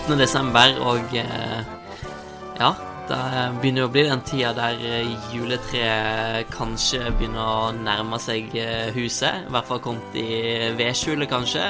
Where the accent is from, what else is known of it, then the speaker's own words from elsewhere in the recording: Osterøy, Vestland, Norway; moved away; hjemme på Osterøy